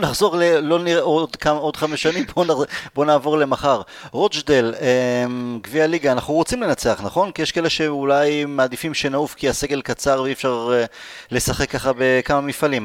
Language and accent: Hebrew; Israel; אנחנו יהודים, אנחנו ישראלים